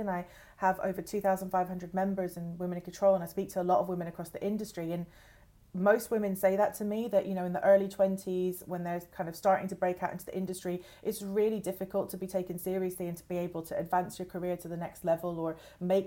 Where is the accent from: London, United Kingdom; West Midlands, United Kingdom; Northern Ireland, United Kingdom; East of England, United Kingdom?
London, United Kingdom; I was born in East London originally